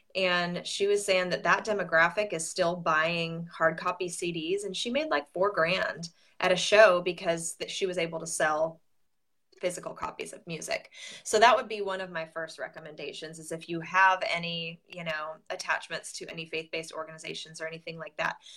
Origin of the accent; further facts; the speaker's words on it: Southern California, United States; moved away as an adult; now in Nashville, United States; I'm from Southern California originally. I moved to Nashville 14 years ago